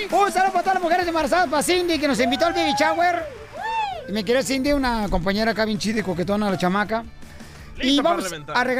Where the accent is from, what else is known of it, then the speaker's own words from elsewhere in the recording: Zacazonapan, State of Mexico, Mexico; En el Estado de México nací. Soy, Soy